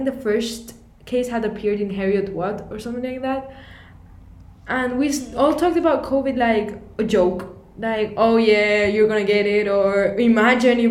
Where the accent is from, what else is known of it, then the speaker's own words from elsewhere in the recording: Canary Islands, Spain; I'm from Spain, actually from the Canary Islands.